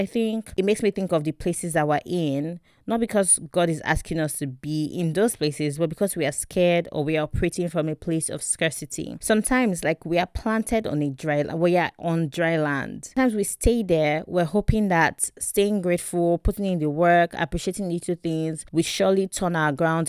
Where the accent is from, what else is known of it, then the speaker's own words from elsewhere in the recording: Warri, Delta, Nigeria; Like how going to boarding school outside of Warri, where I grew up, by the way, I grew up in Warri.